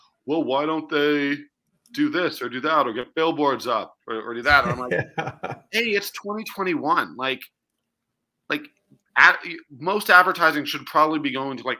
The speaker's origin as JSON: {"language": "English", "town": "Toronto", "region": "Ontario", "country": "Canada", "tie": "born or raised there", "moved": "as an adult", "lives_now": "Calgary, Canada", "said": "it's my hometown team and I love, you know, mm-hmm. I grew up and I'm only 37."}